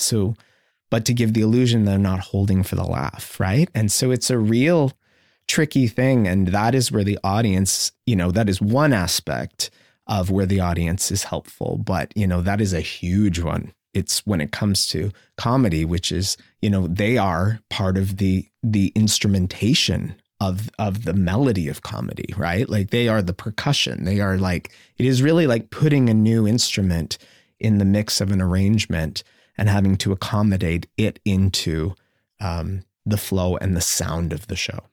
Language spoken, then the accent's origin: English; Sarnia, Ontario, Canada; growing up in Sarnia